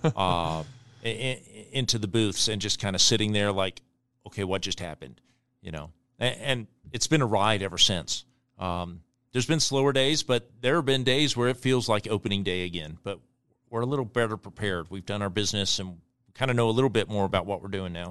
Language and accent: English; Costa Rica; now in Omaha, United States; We grew up in Costa Rica